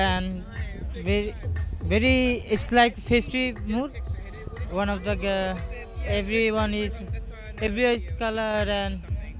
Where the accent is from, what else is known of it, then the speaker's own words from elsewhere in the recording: Bangladesh; moved away; I'm from Bangladesh, where homosexuals are prohibited, and I am open gay Asian Muslim.